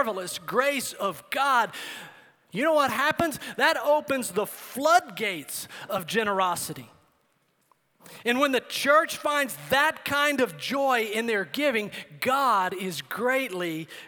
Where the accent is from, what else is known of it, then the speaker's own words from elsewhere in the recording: El Paso, Texas, United States; I grew up in El Paso, Texas.